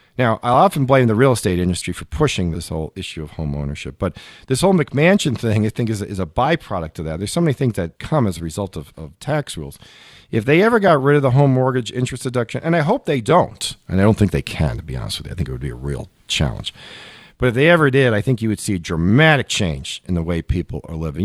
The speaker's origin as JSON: {"language": "English", "town": "New York City", "region": "New York", "country": "United States", "tie": "born or raised there", "said": "I grew up in Queens, which is one of the five boroughs of New York City."}